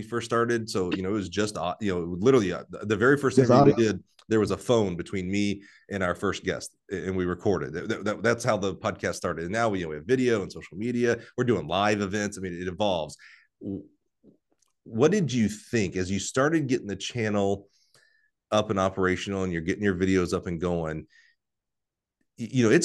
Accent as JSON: {"language": "English", "area": "Wiregrass", "region": "Alabama", "country": "United States", "tie": "born or raised there", "said": "growing up in the Wiregrass"}